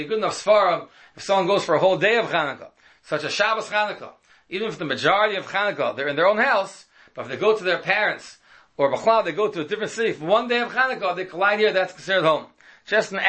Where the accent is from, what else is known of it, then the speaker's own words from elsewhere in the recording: New York City, New York, United States; When I was a child, I grew up in Washington Heights